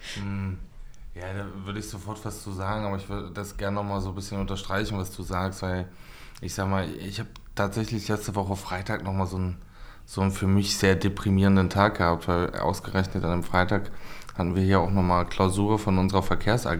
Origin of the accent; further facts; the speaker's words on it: Harz, Germany; now in Magdeburg, Germany; eigentlich komme ich aus dem Harz